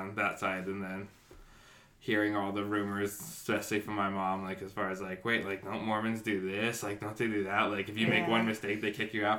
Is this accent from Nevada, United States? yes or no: yes; Las Vegas, Nevada, United States; also born or lived in San Diego, California; So I'm 33, and I grew up in Vegas. I was born here, raised here. I went to high school in California in San Diego for a few years, and then moved back to be with my dad and my sister.